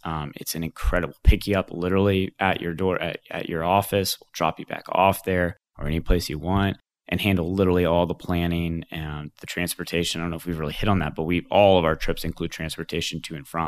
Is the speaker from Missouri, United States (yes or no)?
yes; the Ozarks, Missouri, United States; also born or lived in New York City; my background is I grew up here in the Ozarks. I, uh, little tiny town of nine hundred people just across the border in Missouri, actually, is where I grew up